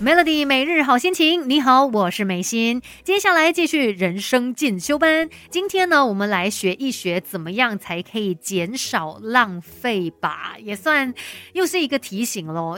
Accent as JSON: {"language": "Chinese", "country": "Malaysia", "said": "我们马来西亚人"}